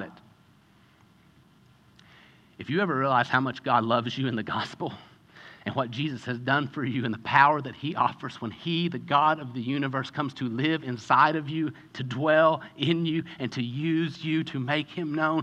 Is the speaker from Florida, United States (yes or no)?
no; Kentucky, United States; I grew up in Kentucky